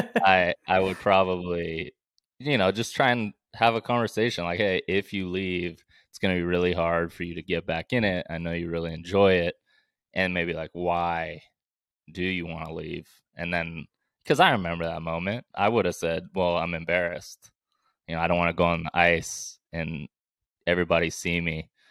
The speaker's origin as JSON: {"language": "English", "area": "Bay Area", "region": "California", "country": "United States", "tie": "born or raised there", "also_born_or_lived": "Vancouver, Canada", "said": "around maybe twelve years old, we moved from Vancouver, Canada, back to the Bay Area"}